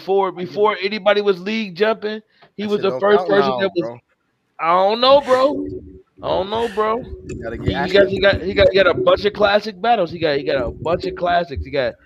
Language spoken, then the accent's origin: English; Detroit, Michigan, United States; And I'm from Detroit. DNA. So I'm from Detroit. So I'm from Detroit.